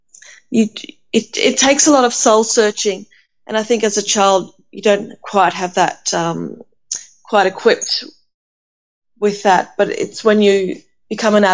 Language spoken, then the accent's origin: English; Australia; also born or lived in Athens, Greece; I'm not just Greek and I'm not just Australian. I am definitely a blend of Greek Australian.